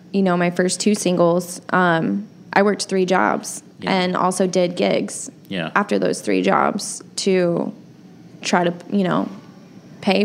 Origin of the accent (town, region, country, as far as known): Illinois, United States; born or raised there; moved away as an adult